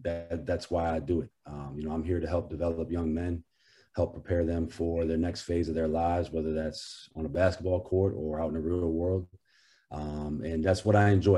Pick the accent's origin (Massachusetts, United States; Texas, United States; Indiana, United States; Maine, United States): Maine, United States; Portland; I'm from Portland, Maine, which is about two hours south of where the campus is